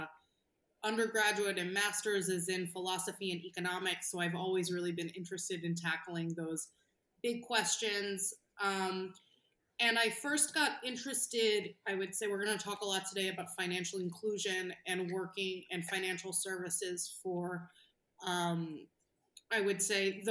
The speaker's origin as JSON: {"language": "English", "region": "New York", "country": "United States", "tie": "born or raised there", "said": "I'm a New Yorker by birth"}